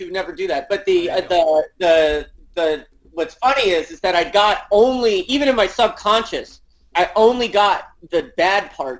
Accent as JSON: {"language": "English", "town": "New York City", "region": "New York", "country": "United States", "tie": "born there", "also_born_or_lived": "Connecticut", "said": "in Connecticut, and then I went to like preschool up to first grade in a suburb of New York City. But I was born in Manhattan."}